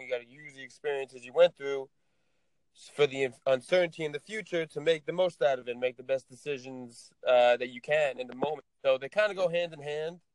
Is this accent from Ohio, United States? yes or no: no; Tenafly, New Jersey, United States; I'm from Tenafly, New Jersey